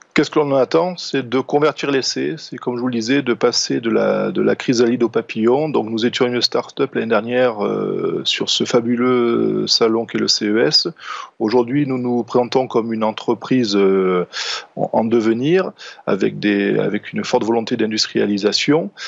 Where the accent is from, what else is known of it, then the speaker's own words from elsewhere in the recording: France; par chez nous en France